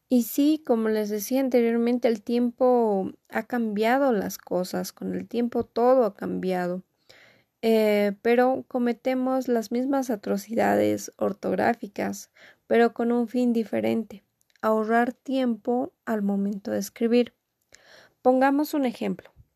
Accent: Bolivia; acá en mi país, Bolivia

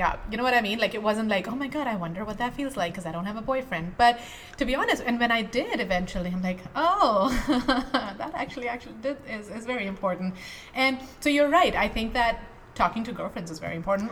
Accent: India; moved away; I grew up in India. Yeah. Right? So my um, teenage years were in India

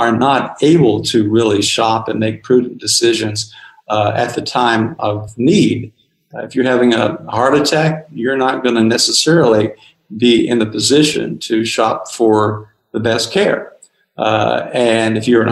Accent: Tennessee, United States; moved away; where I grew up in Tennessee

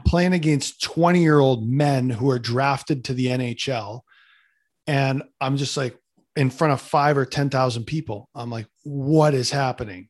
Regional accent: Canada; I'm a Canadian kid

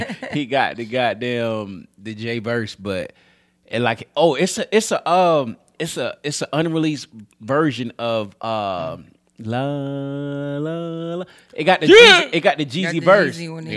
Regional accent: Baltimore, Maryland, United States; I'm from Baltimore. I've been here my whole life.

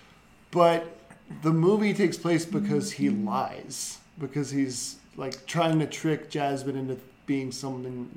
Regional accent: the South, United States; even though I'm from the South

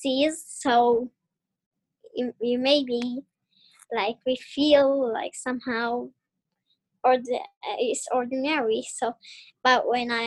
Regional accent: Saudi Arabia; from Saudi Arabia.

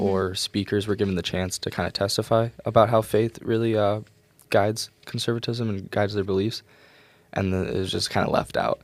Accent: Rochester, New York, United States; moved away; back in my hometown, Rochester

